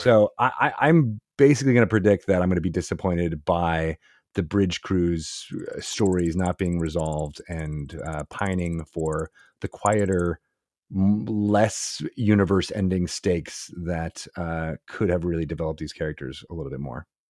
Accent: Syracuse, New York, United States; I was born in Syracuse, New York

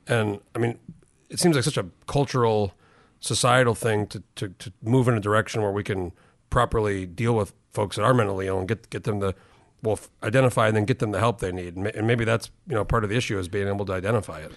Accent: New Mexico, United States; also born or lived in Chicago; I grew up in New Mexico, but we went back home a lot

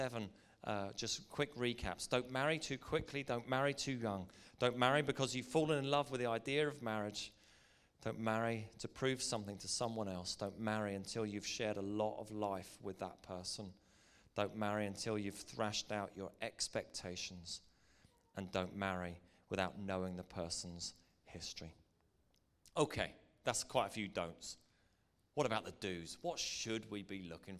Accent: Northern Ireland, United Kingdom

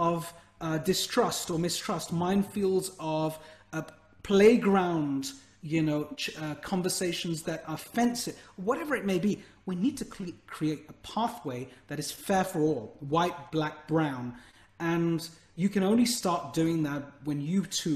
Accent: United Kingdom; as a British entrepreneur and of Indian heritage

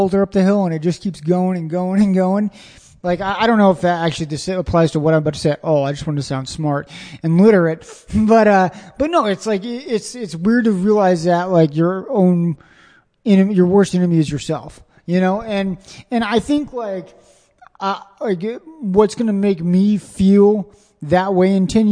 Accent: Springfield, Missouri, United States; now in Austin, United States; I'm from Springfield, Missouri, where there's one club, maybe two a week that you can do.

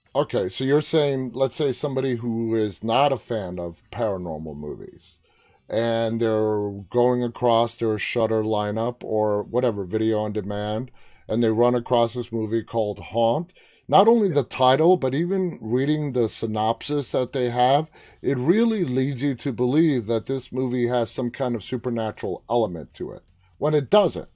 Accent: New York City, New York, United States; I'm from New York City

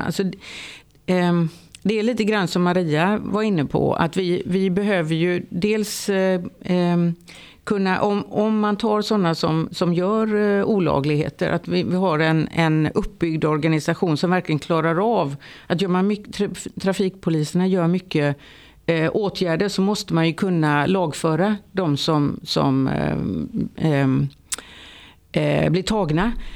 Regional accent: Lerum, Västra Götaland, Sweden; jag kommer från Lerum utanför Göteborg

